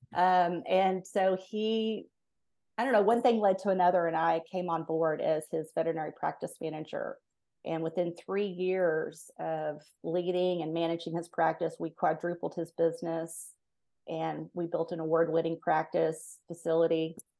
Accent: Fort Worth, Texas, United States; I grew up in Fort Worth, Texas

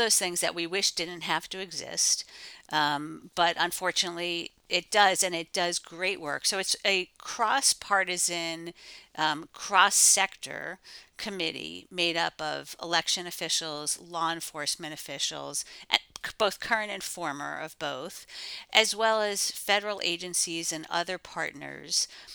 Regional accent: Pennsylvania, United States; I'm from Pennsylvania

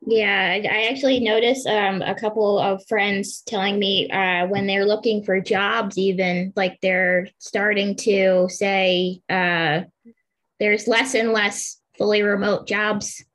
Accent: Pennsylvania, United States; I'm from Pennsylvania

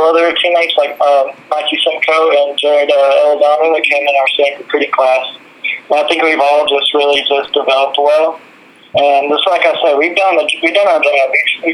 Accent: Texas, United States; I'm from White Drive, Texas, and I'm a junior here at Tarleton

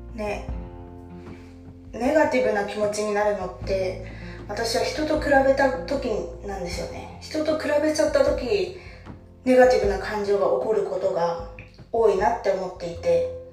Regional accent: Kansai, Japan; moved away as an adult; now in Kanto, Japan; 今私は関東に住んでいて関西 出身なんですけど社会人になってたのを機に関東に引っ越してきて

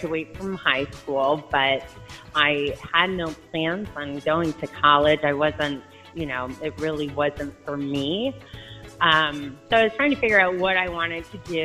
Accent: Livonia, Michigan, United States; also born or lived in Canton, Michigan; I grew up in Livonia in Canton, Michigan

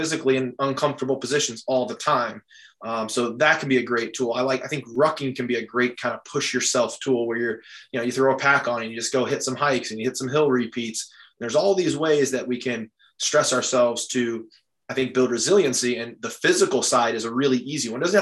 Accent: Midwest, United States; moved away as an adult; I'm from the Midwest

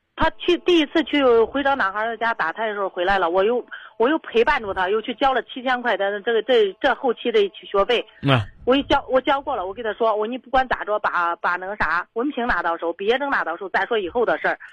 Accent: Zhengzhou, Henan, China; 本来咱都是郑州的嘛，他们在东区，我们在西，西郊嘛

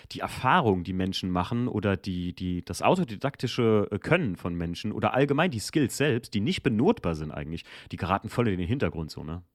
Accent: Germany; ich bin ja in der Mosel aufgewachsen

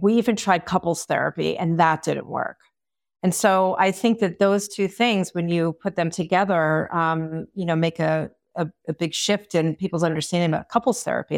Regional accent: Long Island, New York, United States; I am from Long Island, New York, where therapy is not as common.

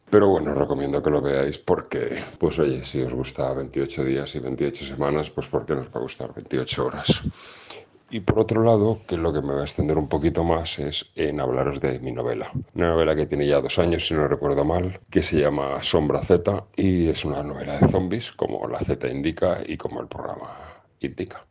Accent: Castellón, Valencian Community, Spain; en Castellón también hay un poquito en mi tierra

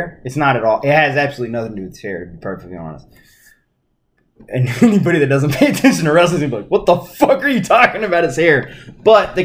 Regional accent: Arkansas, United States; growing up in Arkansas

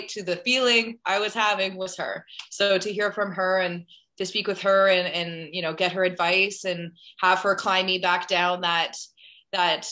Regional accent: Ottawa, Ontario, Canada

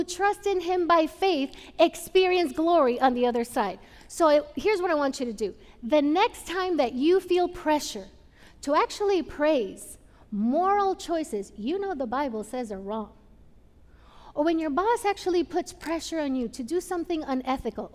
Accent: Puerto Rico; moved away; I grew up in Puerto Rico.

